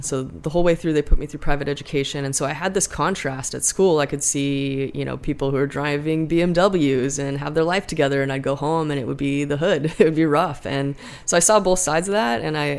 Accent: Long Beach, California, United States; now in Portland, United States; I grew up in Long Beach. You know, most of my friends from my original neighborhood

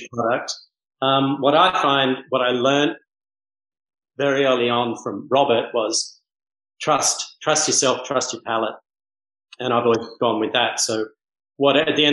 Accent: Manly, New South Wales, Australia; also born or lived in Mauritius; now in Bahamas; I grew up in Manly Beach surfing

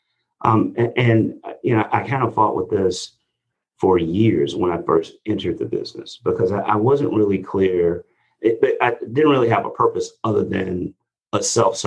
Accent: Chicago, Illinois, United States; now in South Florida, United States; growing up in Chicago

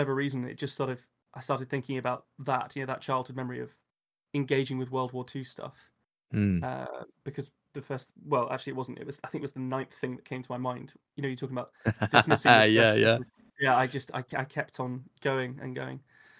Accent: Enfield, London, United Kingdom; And I grew up partially in Enfield, London.

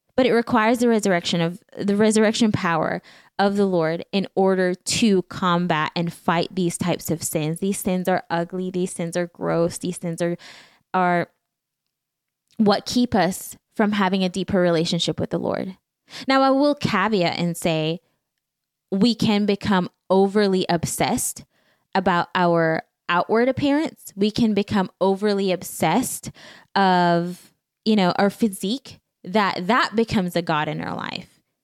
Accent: Belize; moved away; Back home, growing up in Belize, there is not much necessarily

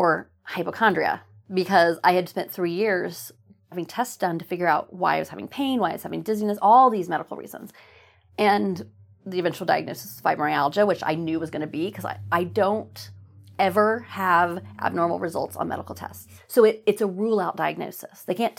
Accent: Oklahoma, United States; moved away as an adult; also born or lived in New England; I used to be embarrassed that I was from Oklahoma. It was the 90s when I was in high school

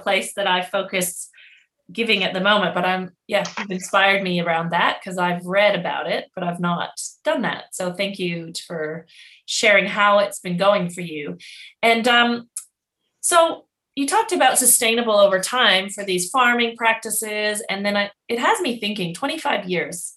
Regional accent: Canada; now in Australia; I'm Canadian living in Australia

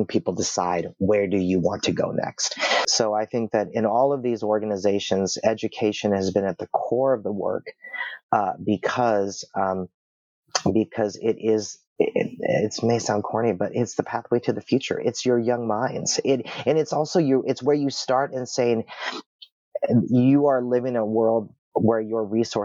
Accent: Seattle, Washington, United States; I grew up here in Seattle, born and raised Washingtonian

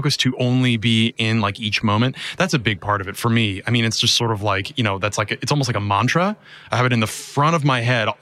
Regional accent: Champaign, Illinois, United States; I grew up in Champaign, Illinois.

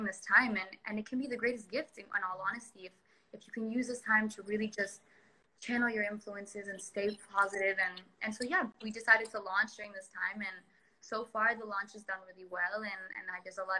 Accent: Punta Mita, Nayarit, Mexico; I grew up here in Punta Mita since I was 12 years old.

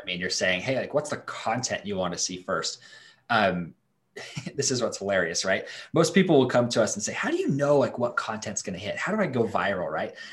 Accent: Idaho, United States; I'm from Idaho. We're in Idaho right now

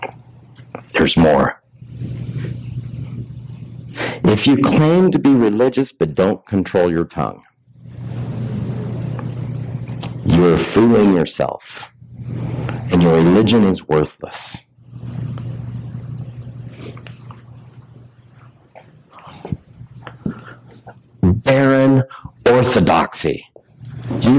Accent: Richland, Washington, United States; now in Colville, United States; I'm from the Tri-Cities

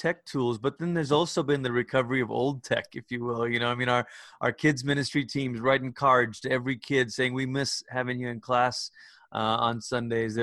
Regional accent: Malaysia; moved away as an adult; also born or lived in Portland, Oregon, United States / Oklahoma, United States; now in United States; I'm originally from Malaysia

